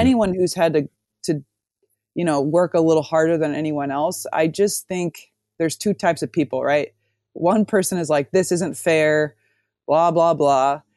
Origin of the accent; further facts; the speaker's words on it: Omaha, Nebraska, United States; moved away as an adult; also born or lived in Amsterdam, Netherlands; I'm from Omaha